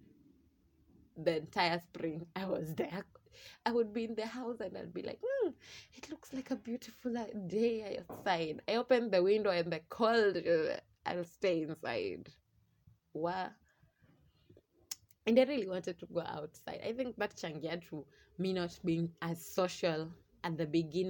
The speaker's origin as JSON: {"language": "English", "town": "Mombasa", "region": "Mombasa County", "country": "Kenya", "also_born_or_lived": "Kisumu", "moved": "yes", "lives_now": "Nairobi, Kenya", "said": "I'm originally from Mombasa"}